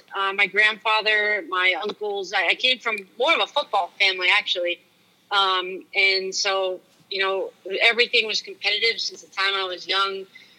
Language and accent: English; Sharon, Massachusetts, United States; I grew up in Sharon, Mass, which is a small town, and it's actually where Bruce Pearl is from.